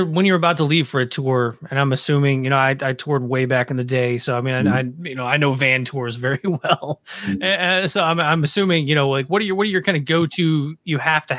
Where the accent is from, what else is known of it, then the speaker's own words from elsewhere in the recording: Nashville, Tennessee, United States; I'm from Nashville